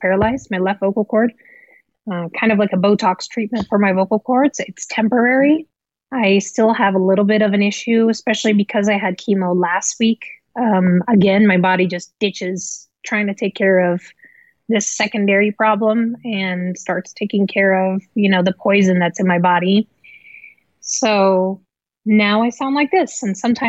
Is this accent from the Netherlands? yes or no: yes; Amsterdam, North Holland, Netherlands; moved away as an adult; now in United States; I was born in Amsterdam, the Netherlands, to a Dutch father and an American mother. And I, you know, grew up in Amsterdam.